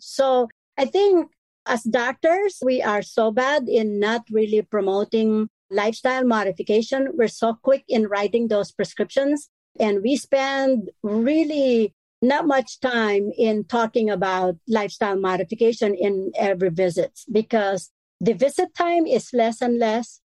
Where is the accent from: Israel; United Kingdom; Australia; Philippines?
Philippines; moved away; I am full Filipino